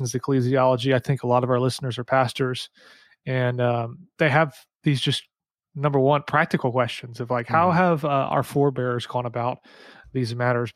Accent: St. Louis, Missouri, United States; I'm from St. Louis.

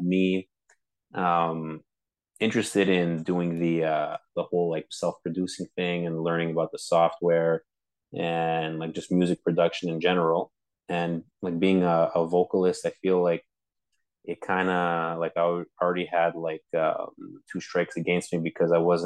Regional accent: Montreal, Quebec, Canada; I'm from Montreal, born and raised

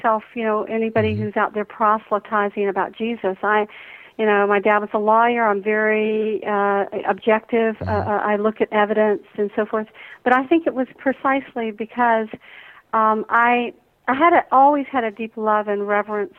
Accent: Atlanta, Georgia, United States; growing up in the Deep South here in Atlanta

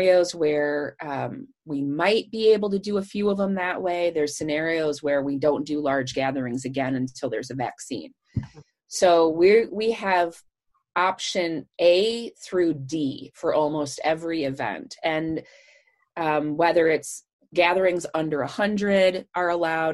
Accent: Michigan, United States; moved away; I'm from Michigan

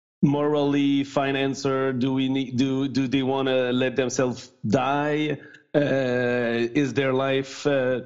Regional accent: Canada; first language French; English is a second language

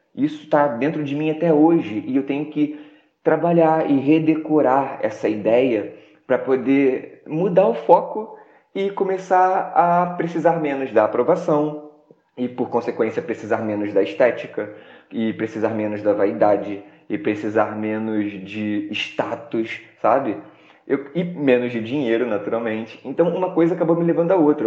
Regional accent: Rio de Janeiro, Brazil; moved away; also born or lived in Baixada Fluminense; eu sou do Rio de Janeiro, sou de Sepetiba

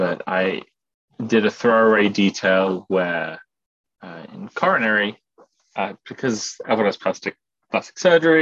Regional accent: United Kingdom; moved away as an adult; now in United States; I'm from Britain

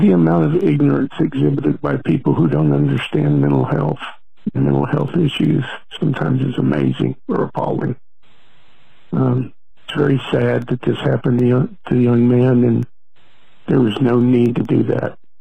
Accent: Tennessee, United States; I'm from Tennessee

